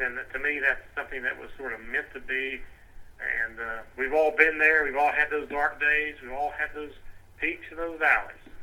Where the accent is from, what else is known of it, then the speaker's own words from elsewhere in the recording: Indiana, Pennsylvania, United States; I don't say I'm from near Pittsburgh, although I am. I say Indiana, Pennsylvania